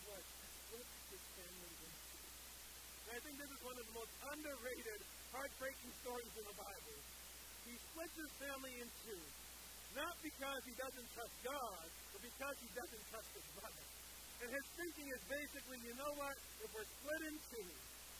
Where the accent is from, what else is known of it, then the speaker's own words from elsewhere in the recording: Liberia; moved away; my home country of Liberia